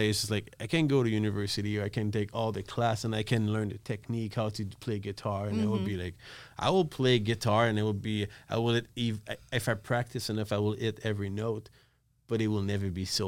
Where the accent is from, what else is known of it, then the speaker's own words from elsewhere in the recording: Montreal, Quebec, Canada; I'm from Montreal